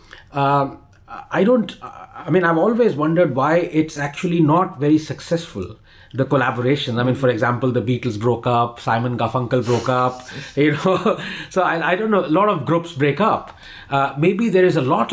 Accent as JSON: {"language": "English", "country": "India", "said": "being an Indian"}